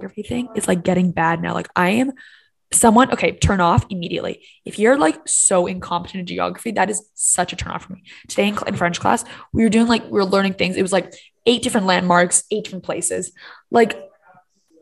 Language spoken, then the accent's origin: English; Hong Kong; moved away as an adult; also born or lived in Miami / Canada / Shanghai / Paris; the area in which we grew up in Hong Kong